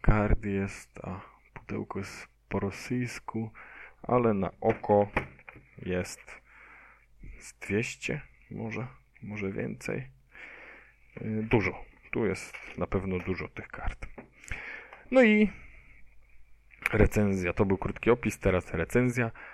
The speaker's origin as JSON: {"language": "Polish", "town": "Poznań", "region": "Greater Poland", "country": "Poland", "said": "ja jestem tutaj z Poznania"}